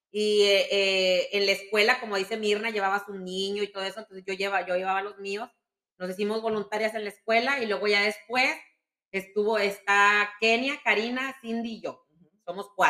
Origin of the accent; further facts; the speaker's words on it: Mexico; de que nos vinimos de México, y en la iglesia, pues estaba Esther y estaba Marlene.